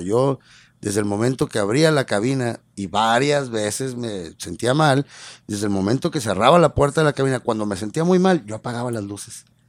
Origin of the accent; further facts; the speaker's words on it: Ciudad Obregón, Sonora, Mexico; now in Mexicali, Mexico; yo no soy de Mexicali, yo soy de, Ciudad Obregón, en Sonora, y orgulloso de serlo además. Y, y, entonces cuando yo llegué aquí a Mexicali